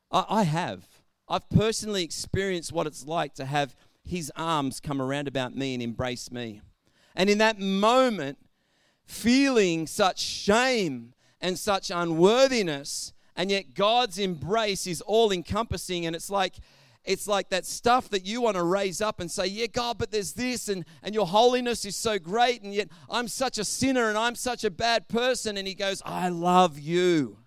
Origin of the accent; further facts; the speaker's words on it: Albury, New South Wales, Australia; I know I grew up in Albury, Wodonga, and I know that there were certain parts of Albury that you just wouldn't go into because there was bad stigmas with those areas.